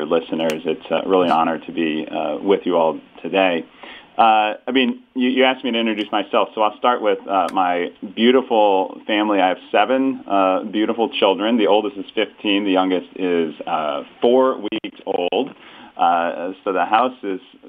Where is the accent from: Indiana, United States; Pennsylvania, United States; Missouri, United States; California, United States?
Missouri, United States; St. Louis; I was born and raised in St. Louis, met my wife here, and we still live here in St. Louis, Missouri